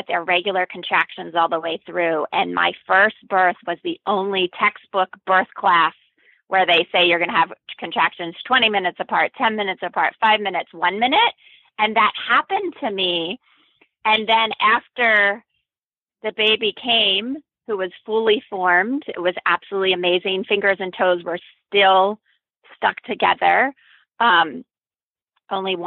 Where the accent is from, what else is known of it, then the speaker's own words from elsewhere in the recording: East Coast, United States; now in Berkeley, United States; I'm originally from the East Coast